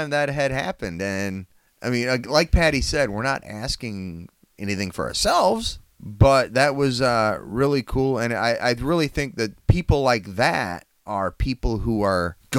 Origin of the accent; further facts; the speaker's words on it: La Crosse, Wisconsin, United States; Max Scherzer played in my hometown when he was at Mizzou. Played for the La Crosse Loggers.